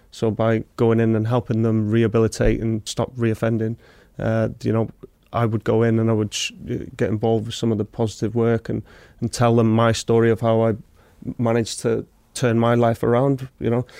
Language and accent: English; Wrexham, Wales, United Kingdom; I'm from Wrexham, so I'm from the local town where it's built